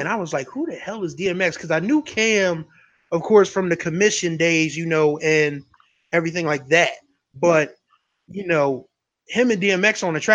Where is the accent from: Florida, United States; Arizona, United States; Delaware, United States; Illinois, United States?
Delaware, United States; I'm from Delaware